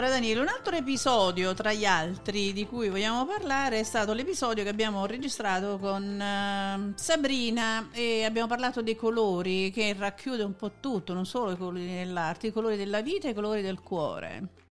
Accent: Naples, Campania, Italy; sono napoletana

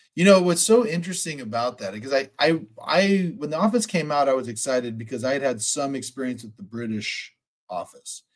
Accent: Sacramento, California, United States; I'm from Sacramento

